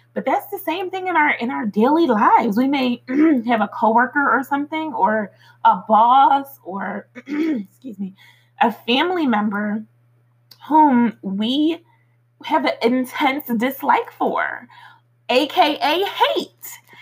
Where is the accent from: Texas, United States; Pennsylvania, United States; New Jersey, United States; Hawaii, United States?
Pennsylvania, United States; Philadelphia; moved away; I grew up in Philly, in the streets of Philly